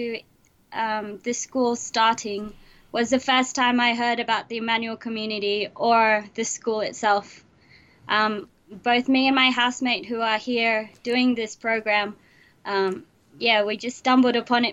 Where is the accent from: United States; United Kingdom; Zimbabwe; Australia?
Australia; Sydney, New South Wales; I was born in Sydney, Australia